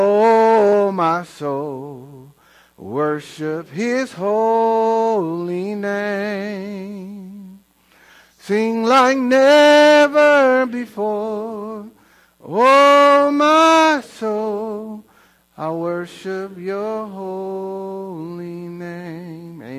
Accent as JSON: {"language": "English", "town": "Inglewood", "region": "California", "country": "United States", "tie": "born or raised there", "moved": "yes", "lives_now": "Queen Creek, United States", "said": "I was raised in Inglewood, L.A., in the hood"}